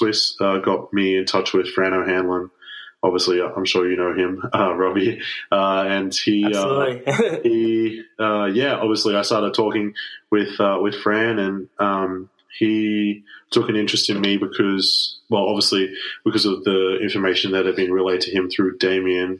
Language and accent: English; Sydney, New South Wales, Australia; also born or lived in Melbourne, Victoria, Australia; Melbourne is my hometown, but Sydney is kind of where I grew up